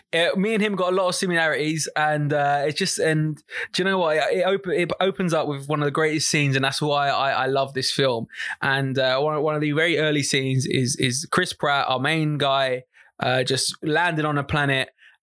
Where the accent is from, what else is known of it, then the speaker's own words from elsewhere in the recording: London, United Kingdom; now in Norwich, United Kingdom; No, I would say... I'm from London, but live in Norwich.